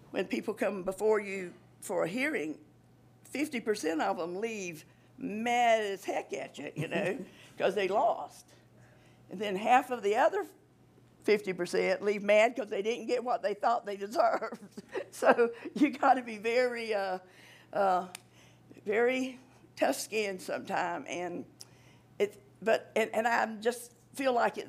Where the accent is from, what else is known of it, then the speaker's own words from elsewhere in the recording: Walthourville, Georgia, United States; Commissioner Lovett and I grew up together down in Waldotville